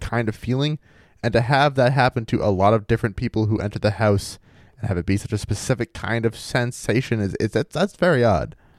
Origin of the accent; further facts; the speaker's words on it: central Maine, United States; growing up in Maine